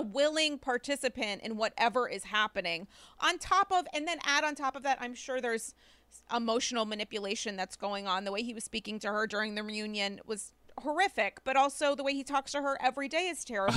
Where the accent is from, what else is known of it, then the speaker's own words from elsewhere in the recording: New York, United States; as a New Yorker